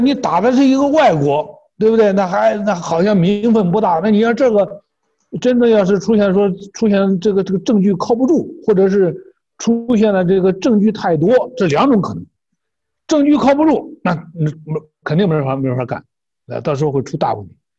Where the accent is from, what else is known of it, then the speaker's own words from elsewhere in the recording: China; 我们中国人